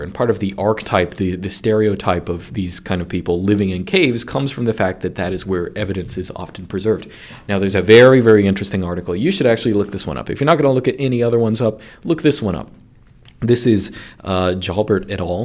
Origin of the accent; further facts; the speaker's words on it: United States; my bias as an American